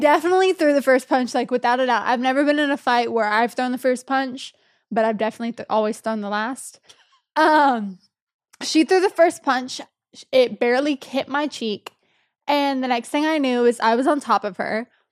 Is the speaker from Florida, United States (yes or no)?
no; Texas, United States; moved away; I was back in my hometown in Texas